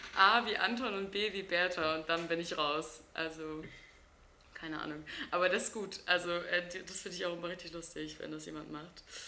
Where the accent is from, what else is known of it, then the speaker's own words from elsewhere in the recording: Wilhelmshaven, Lower Saxony, Germany; bei uns in Wilhelmshaven